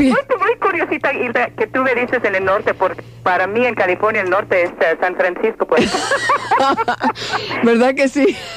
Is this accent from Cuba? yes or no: yes; Cuba; now in Miami, United States; Eh, Vicky, yo soy cubana y aquí los cubanos en Miami te queremos mucho.